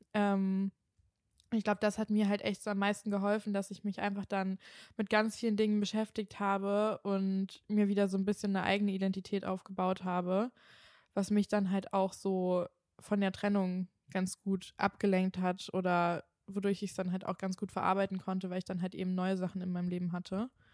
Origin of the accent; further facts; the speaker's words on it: Kiel, Schleswig-Holstein, Germany; moved away; also born or lived in Cologne; ich komme ja eigentlich aus Kiel und ich war ja dann auch nach Köln gezogen